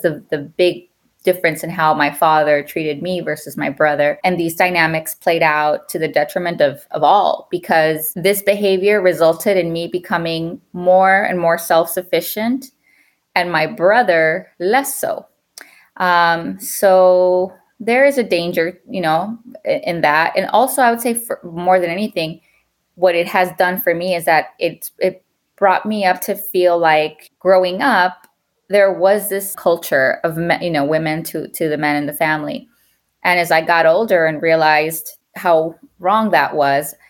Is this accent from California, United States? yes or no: yes; Los Angeles, California, United States; moved away as an adult; also born or lived in Guadalajara, Jalisco, Mexico; now in New York, United States; We settled in East LA, where I grew up and very much still consider my hood